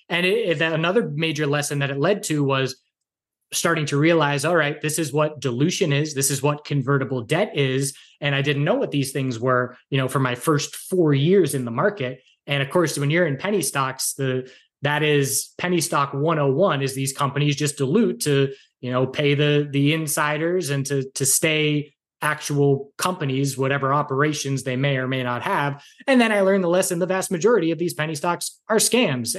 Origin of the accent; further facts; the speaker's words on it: Andover, Massachusetts, United States; moved away as an adult; also born or lived in Wilmington, North Carolina; now in western North Carolina, United States; I grew up in Massachusetts, about a half hour north of Boston in Andover